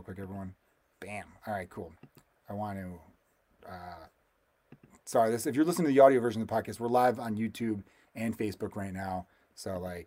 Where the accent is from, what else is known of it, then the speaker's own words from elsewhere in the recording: United States; I am American